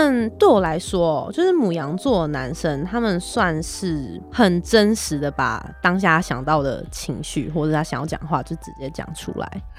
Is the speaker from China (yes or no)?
no; Nantou County, Taiwan; Hello，大家好，